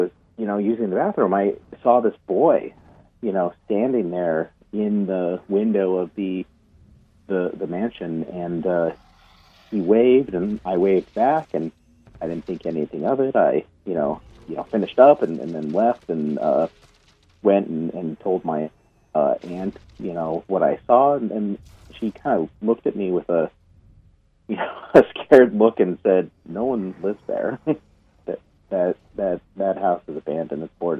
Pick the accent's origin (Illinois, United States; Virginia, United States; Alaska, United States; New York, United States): Illinois, United States; Chicago; born there; also born or lived in New Mexico; so I was born in Chicago, but I lived in New Mexico